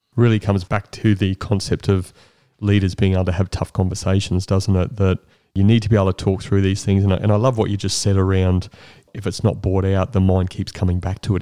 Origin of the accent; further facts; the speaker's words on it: Brisbane, Queensland, Australia; I grew up in Brisbane